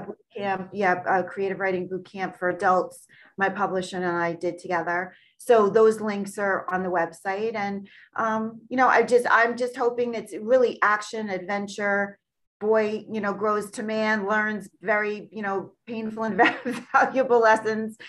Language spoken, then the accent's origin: English; Long Island, New York, United States; born and raised on Long Island in New York, uh, USA